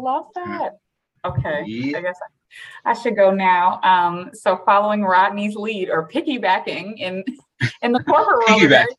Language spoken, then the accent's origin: English; St. Louis, Missouri, United States; moved away as an adult; now in Chicago, United States; Born and raised in St. Louis